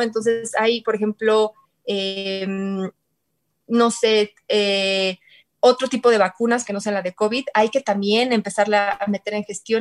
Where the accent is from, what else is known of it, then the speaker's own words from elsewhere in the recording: Querétaro, Mexico; yo soy de Querétaro